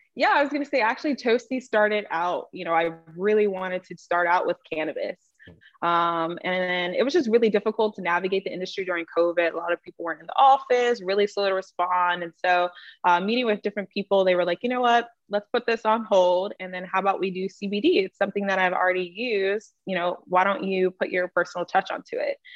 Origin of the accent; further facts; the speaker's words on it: North Carolina, United States; now in Los Angeles, United States; I am originally from North Carolina and currently now located in Los Angeles, California